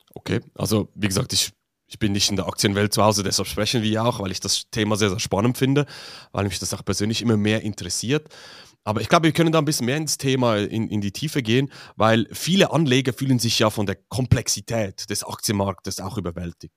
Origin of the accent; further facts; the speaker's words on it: Switzerland; für mich als Schweizer